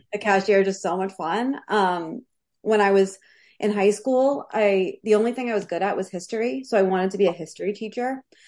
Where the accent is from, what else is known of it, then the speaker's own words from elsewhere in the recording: New York City, New York, United States; I'm from Queens, New York. So I was born in Whitestone, Queens